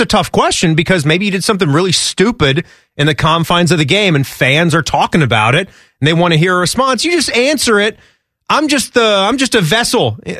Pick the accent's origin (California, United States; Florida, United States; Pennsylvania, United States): California, United States; San Francisco; I'm from San Fran.